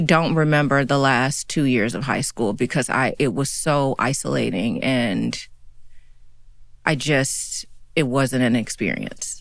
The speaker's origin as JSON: {"language": "English", "town": "Chattanooga", "region": "Tennessee", "country": "United States", "tie": "born or raised there", "moved": "yes", "lives_now": "New York City, United States", "said": "I grew up in Chattanooga, Tennessee."}